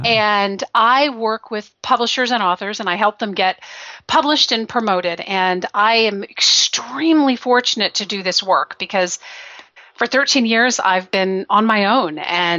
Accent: Belgium; Well, I grew up in Belgium. I was there for 10 years.

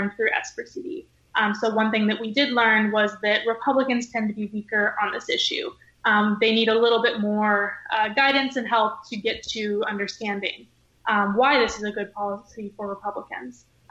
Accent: Ketchikan, Alaska, United States; I was born and raised in Ketchikan, Alaska

